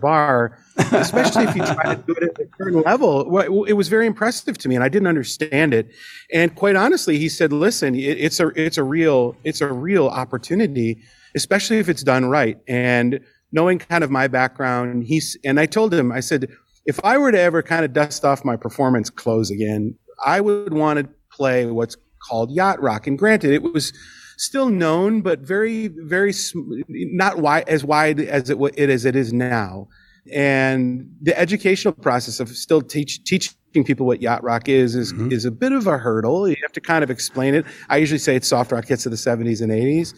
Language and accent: English; Milwaukee, Wisconsin, United States; moved away as an adult; now in Las Vegas, United States; We're originally from Milwaukee, and quite honestly, we are on one of the Great Lakes